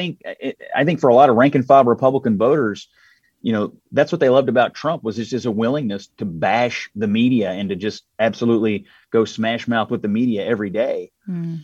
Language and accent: English; Louisville, Kentucky, United States; the Courier Journal, my hometown paper in Louisville